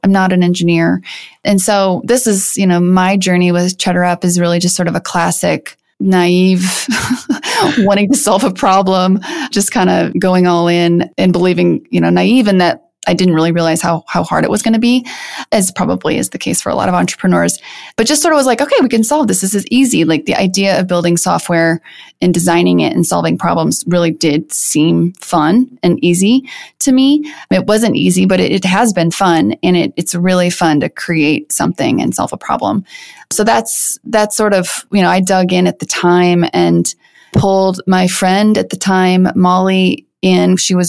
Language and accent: English; Midwest, United States; It's based on growing up in the Midwest and just sort of kind of breaking free from some norms